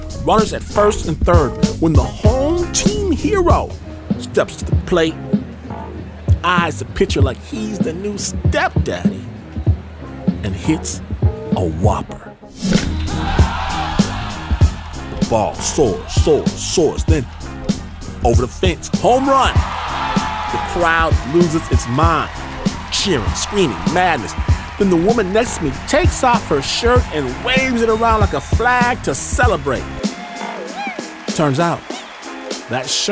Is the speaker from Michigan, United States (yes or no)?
yes; Michigan, United States; I'm from Michigan